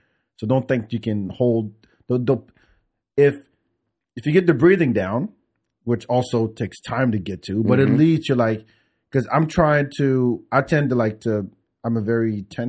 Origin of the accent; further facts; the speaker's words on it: France; moved away; friends I grew up with in France.